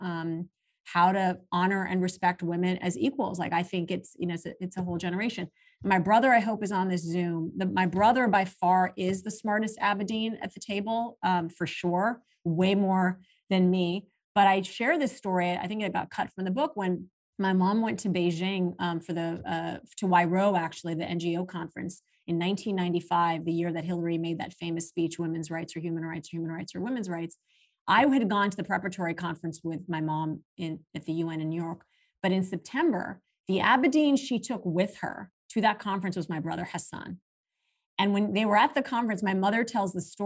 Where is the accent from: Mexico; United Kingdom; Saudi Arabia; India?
Saudi Arabia; moved away; also born or lived in Pakistan; growing up in Saudi Arabia